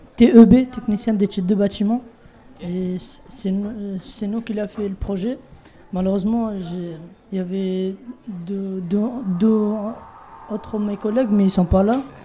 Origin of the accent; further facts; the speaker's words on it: Bangladesh; French is a second language; now in France; Je viens de Bangladesh